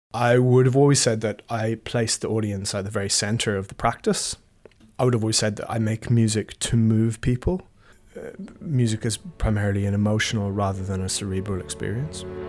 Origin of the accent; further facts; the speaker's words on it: Ireland; being an Irish composer